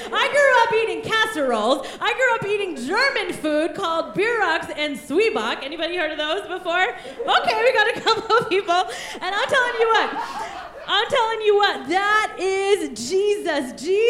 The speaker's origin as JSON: {"language": "English", "country": "India", "tie": "born there", "said": "And I was born in the country of India. And on the first day that I was born, I was orphaned."}